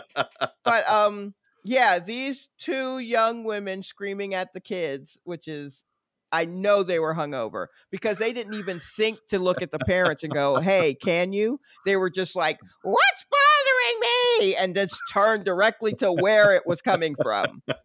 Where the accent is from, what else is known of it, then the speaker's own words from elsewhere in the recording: New York, United States; moved away; also born or lived in Atlanta; I'm a New Yorker that got out before the indoctrination. So I am I I have some of the attitude right. that comes from being a native New Yorker